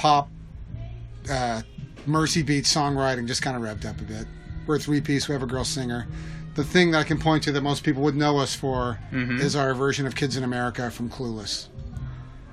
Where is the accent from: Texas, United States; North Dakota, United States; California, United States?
Texas, United States; Houston; moved away as an adult; now in Los Angeles, United States; I'm originally from Houston, Texas